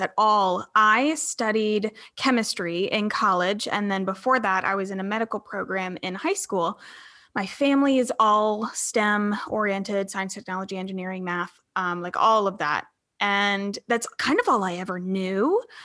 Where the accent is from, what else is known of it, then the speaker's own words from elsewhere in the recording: Charleston, South Carolina, United States; I'm from Charleston, South Carolina